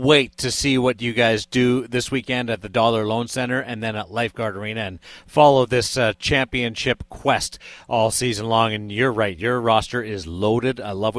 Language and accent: English; Dauphin, Manitoba, Canada; from one Dauphin guy to another